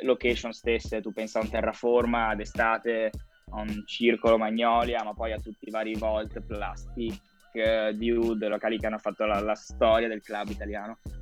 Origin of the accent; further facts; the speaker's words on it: Vicenza, Veneto, Italy; un vicentino tra veronesi